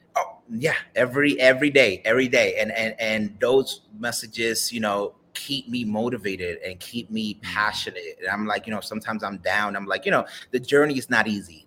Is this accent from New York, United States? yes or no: yes; New York City, New York, United States; I'm a Dominican kid from the BX